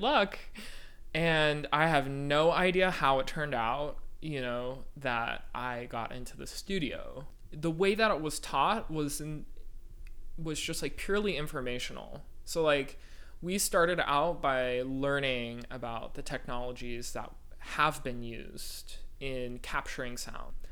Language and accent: English; Walnut Creek, California, United States; moved away as an adult; also born or lived in Urbana-Champaign, Illinois / Houston, Texas; I'm from Walnut Creek, California um, which is a little town in the East Bay of San Francisco